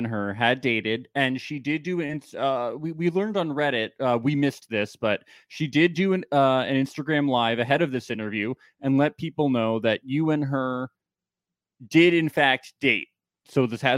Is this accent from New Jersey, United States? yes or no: yes; New Jersey, United States; I'm from New Jersey